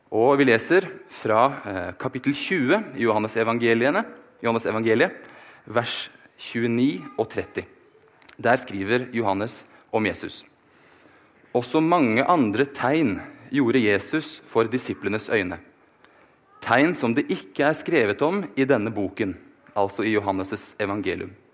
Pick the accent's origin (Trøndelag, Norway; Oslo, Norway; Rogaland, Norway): Oslo, Norway; moved away as an adult; now in Bergen, Norway; Jeg er født og oppvokst i Oslo, men har likevel klart å forville meg hit til Vestlandet